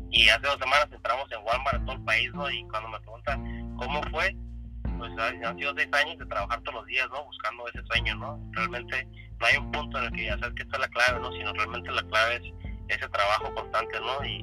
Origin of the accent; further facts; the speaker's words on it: Tijuana, Baja California, Mexico; yo soy tijuanense, nacido aquí, aquí, aquí vivo, aquí trabajo y aquí me crié.